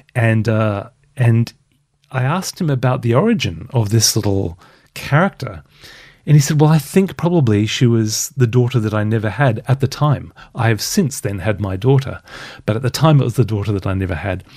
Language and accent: English; Brisbane, Queensland, Australia; accent: softer Australian; moved away as an adult; also born or lived in Perth / Sydney; now in United Kingdom; was born and raised in Brisbane. Twenty-six years in Brisbane, only six and a half in Perth